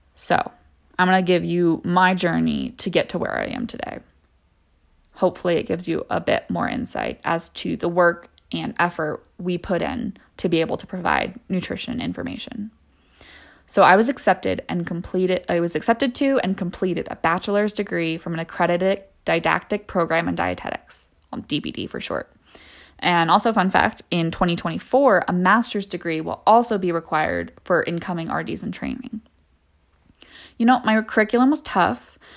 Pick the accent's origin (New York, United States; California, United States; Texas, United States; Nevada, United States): California, United States; San Diego; moved away as an adult; also born or lived in San Luis Obispo, California; now in Denver, United States; I grew up in San Diego. um, California